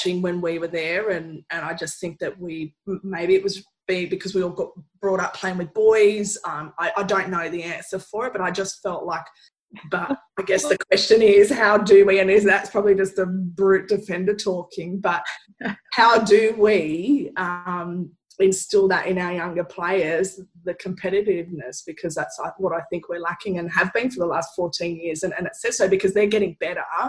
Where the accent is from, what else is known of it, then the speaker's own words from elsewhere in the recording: Australia; also born or lived in Sydney / Brisbane; now in Western Australia, Australia; growing up in Sydney and in Brisbane